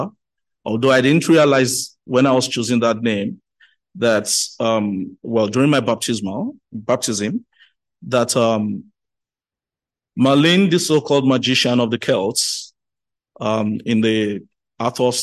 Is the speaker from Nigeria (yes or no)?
yes; Lagos, Nigeria; I was born and bred in Lagos